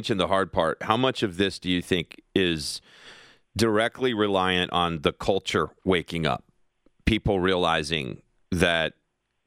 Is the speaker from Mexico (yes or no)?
no; Kentucky, United States; my home state of Kentucky